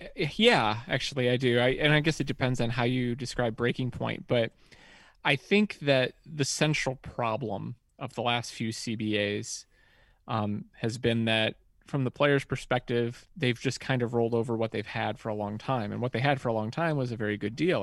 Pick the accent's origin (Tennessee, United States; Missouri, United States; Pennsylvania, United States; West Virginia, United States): West Virginia, United States; I'm from West Virginia